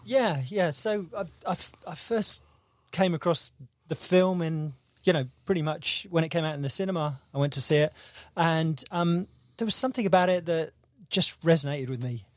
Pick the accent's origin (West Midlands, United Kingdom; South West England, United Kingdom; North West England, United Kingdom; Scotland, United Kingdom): South West England, United Kingdom; Devon; moved away as an adult; also born or lived in London / St Albans; I'm from Devon